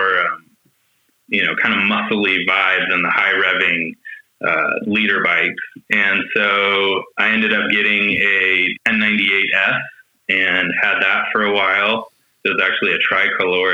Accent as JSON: {"language": "English", "region": "California", "country": "United States", "tie": "born or raised there", "also_born_or_lived": "San Diego", "said": "I'm born and raised in California"}